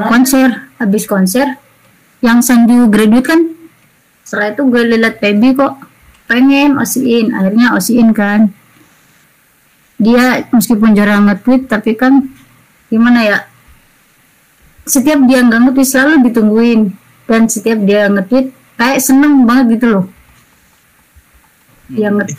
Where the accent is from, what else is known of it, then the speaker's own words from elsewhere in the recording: East Java, Indonesia; karena gue kan dari Jatim meskipun gak di Surabaya